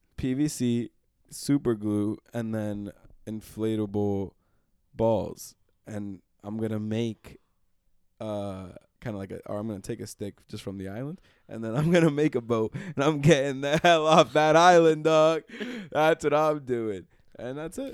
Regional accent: New York, United States; now in Lancaster, Pennsylvania, United States; being a New Yorker

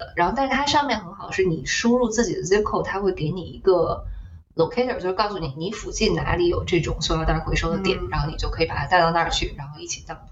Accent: China; moved away as an adult; also born or lived in California, United States; now in United States; 我作为一个中国人

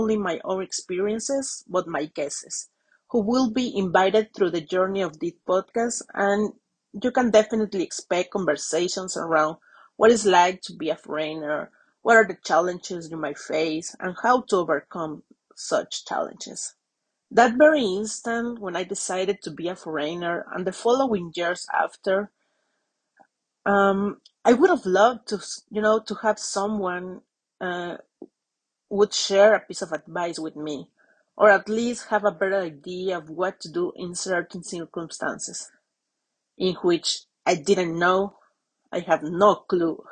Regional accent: Mexico; accent: Latin; English is a second language; moved away as an adult; now in London, United Kingdom; I have friends back in Mexico who I hope to see in July when I visit my hometown.

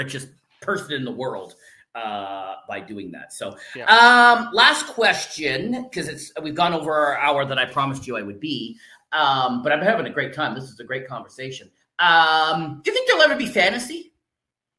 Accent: Canada; I'm Canadian

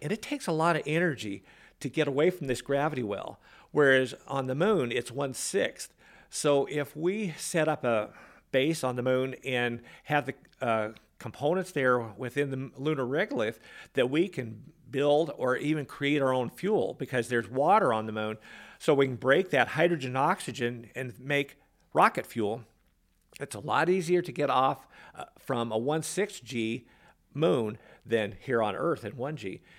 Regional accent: Peshastin, Washington, United States; I grew up in a little town in central Washington near Leavenworth

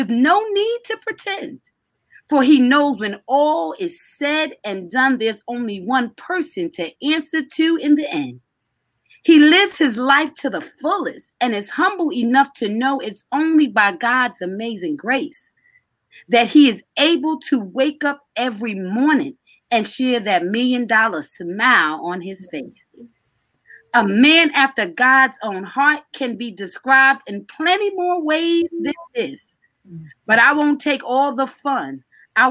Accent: New York, United States; I grew up under him in New York. I started when I was 12

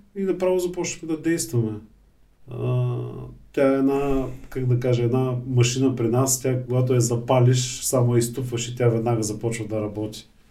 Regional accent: Bulgaria; ние сме българи

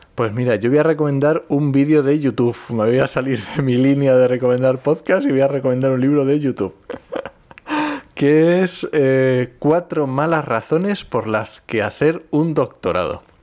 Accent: Asturias, Spain; yo que soy asturiano

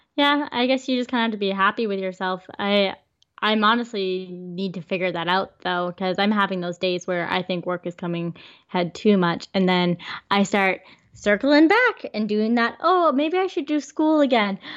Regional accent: Vancouver, British Columbia, Canada; we're from Vancouver?

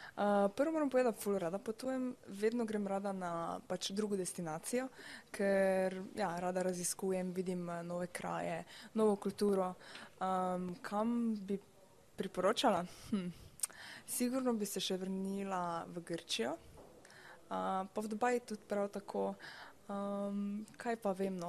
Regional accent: Styria, Slovenia; prihajam iz Slovenije, da sem Štajerka.

